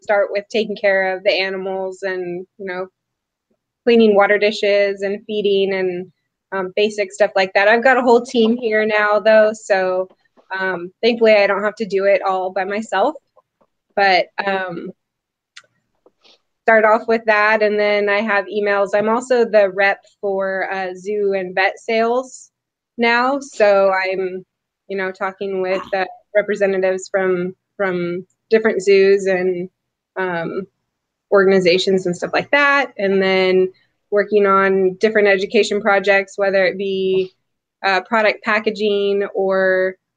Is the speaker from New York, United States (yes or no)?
no; Atascadero, California, United States; I grew up in San Luis Obispo County, Atascadero